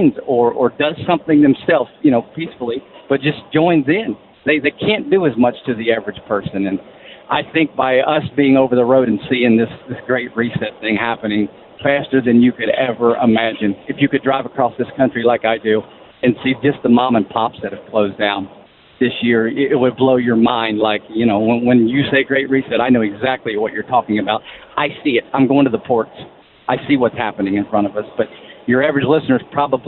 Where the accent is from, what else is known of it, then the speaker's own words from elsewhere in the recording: Kentucky, United States; I'm from Kentucky, and I'm there